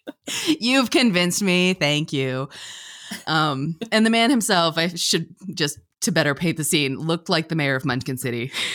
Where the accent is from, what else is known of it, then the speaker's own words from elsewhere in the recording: Pennsylvania, United States; I'm from Pennsylvania